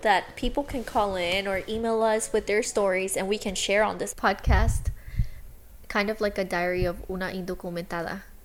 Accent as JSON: {"language": "English", "region": "Texas", "country": "United States", "tie": "born or raised there", "said": "I was raised in Texas"}